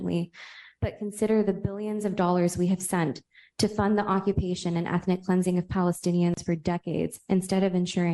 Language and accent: English; East Bay, California, United States; I grew up in the East Bay